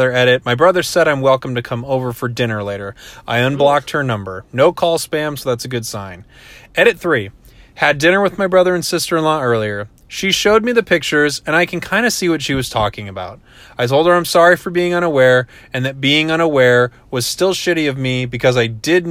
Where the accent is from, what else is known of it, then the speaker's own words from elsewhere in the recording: West Coast, United States; I'm from the West Coast.